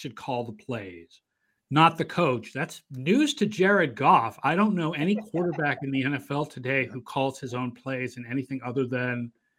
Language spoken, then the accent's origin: English; California, United States; it was Dodgers because I grew up in California, so the Dodgers were the team we played all the time from '78.